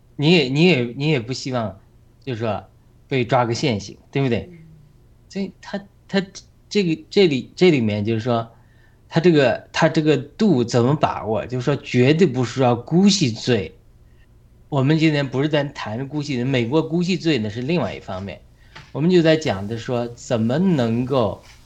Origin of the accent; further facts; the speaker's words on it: China; 会跟着我们中国人的心灵带上了伤害